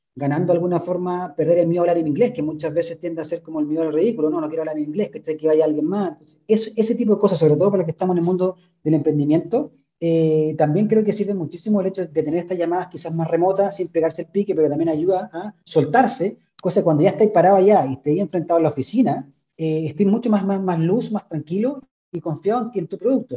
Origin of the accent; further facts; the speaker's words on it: Chile; como chilenos o como cultura chilena